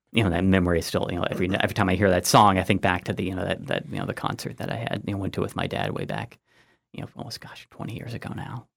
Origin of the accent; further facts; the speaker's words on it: Granville, Ohio, United States; moved away as an adult; also born or lived in Georgia / West Virginia / Maryland / Missouri; went to, um, uh, Granville, Granville High School